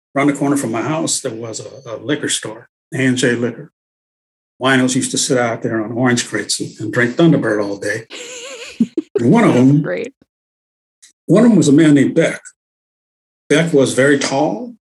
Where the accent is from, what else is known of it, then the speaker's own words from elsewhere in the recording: Los Angeles, California, United States; I grew up in South Central